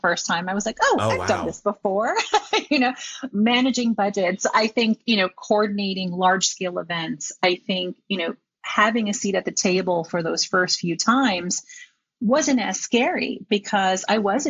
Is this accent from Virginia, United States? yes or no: no; New York City, New York, United States; I am a New Yorker. My parents were born in New York, but we hail from Puerto Rico.